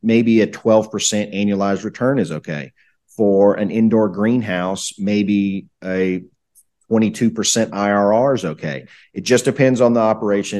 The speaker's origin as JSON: {"language": "English", "region": "Southeast United States", "country": "United States", "tie": "born or raised there", "said": "I, I grew up kinda in the Southeast United States, uh, in, in what people would call the country."}